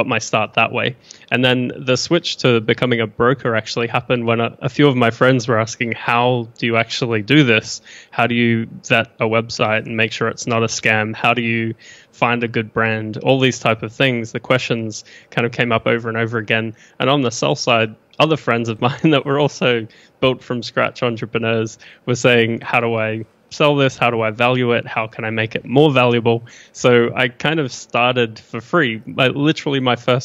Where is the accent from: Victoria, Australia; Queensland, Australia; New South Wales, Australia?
Queensland, Australia; Brisbane; accent: mixed Australian/New Zealand; moved away as an adult; now in Austin, United States; Born in Brisbane in Australia.